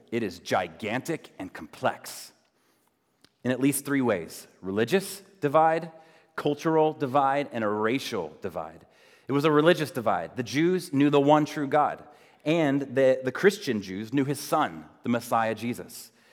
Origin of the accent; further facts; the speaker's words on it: United States; especially as Americans